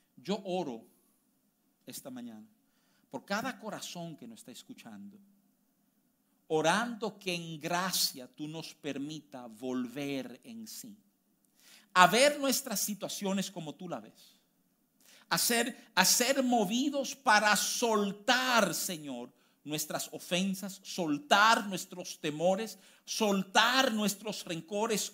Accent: United States; moved away; yo me crié en los Estados Unidos

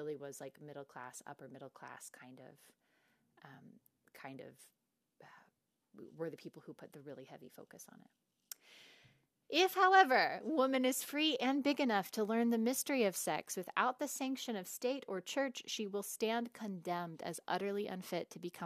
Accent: the Bible Belt, United States; my little sister and I talk about growing up in the Bible Belt, where we had no sex ed

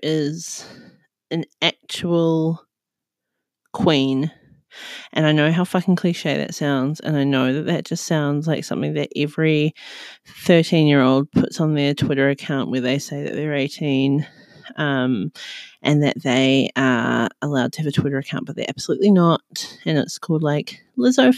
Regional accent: New Zealand; now in Australia; I currently live in Australia and I'm from New Zealand

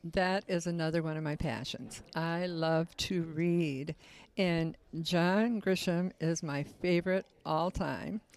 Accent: Detroit, Michigan, United States; also born or lived in San Francisco; now in Orrville, United States; I was born in San Francisco. I've lived in several different states, um, raised mostly in Detroit, Michigan, but came here in nineteen seventy-six

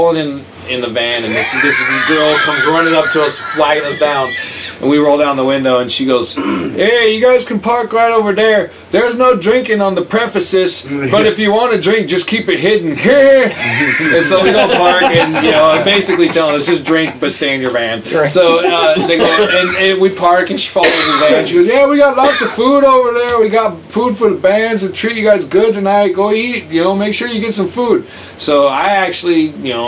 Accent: Auburn, Washington, United States; I grew up in Auburn

